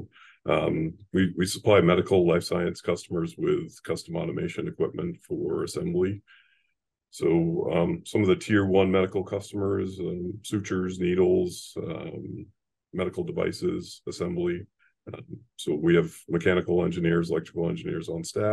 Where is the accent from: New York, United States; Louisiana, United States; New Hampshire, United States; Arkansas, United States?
New Hampshire, United States; Laconia; I'm a New England kid, born and raised in Laconia, New Hampshire